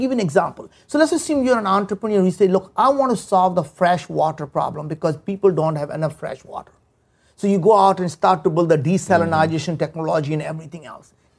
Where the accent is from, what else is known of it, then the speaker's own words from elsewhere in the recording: India; moved away as an adult; now in United States; we grew up in India. There were times we didn't have food to eat. We didn't have, you know, we moved from village to village. And I came to the United States 35 years ago